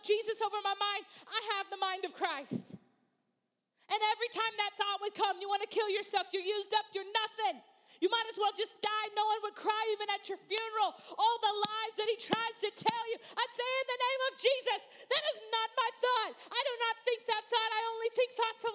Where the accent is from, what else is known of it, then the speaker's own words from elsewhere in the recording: Missouri, United States; I grew up in Missouri